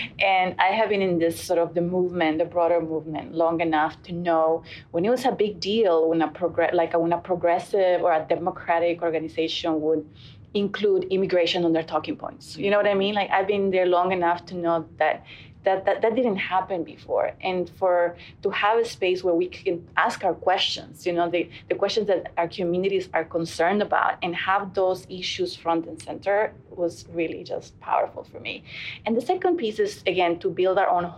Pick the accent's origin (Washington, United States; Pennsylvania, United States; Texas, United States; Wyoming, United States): Texas, United States; Houston; I'm from Houston.